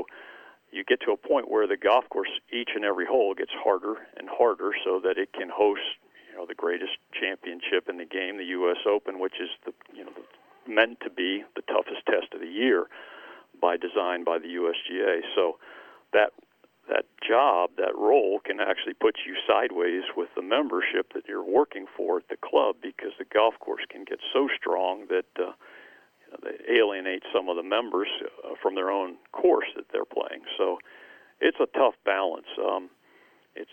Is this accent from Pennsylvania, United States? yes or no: yes; Jenkintown, Pennsylvania, United States; I grew up in Jenkintown area on kind of north and east side of Philly